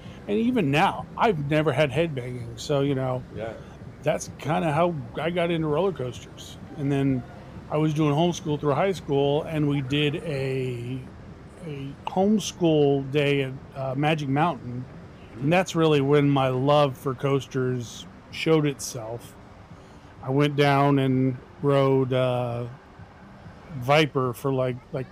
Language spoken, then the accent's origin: English; Northern California, United States; also born or lived in Chattanooga, Tennessee; I'm from Chattanooga, Tennessee. Grew up out in California, though. That's why I don't have the accent